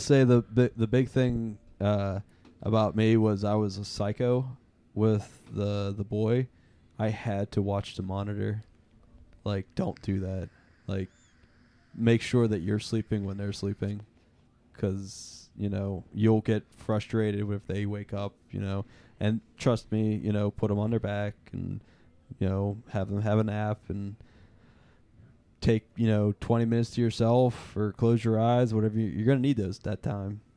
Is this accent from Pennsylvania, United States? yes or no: yes; Pittsburgh, Pennsylvania, United States; we are from Pittsburgh